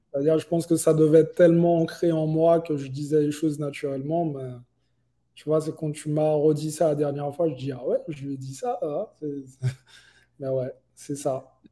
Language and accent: French; Guadeloupe, France; now in Miami, United States; j'ai grandi euh, euh, en Guadeloupe